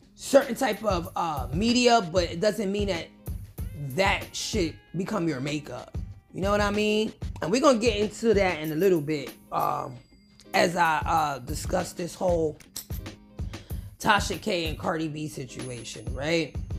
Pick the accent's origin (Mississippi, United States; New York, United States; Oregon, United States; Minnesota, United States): New York, United States; New York City; you guys know I'm from the Bronx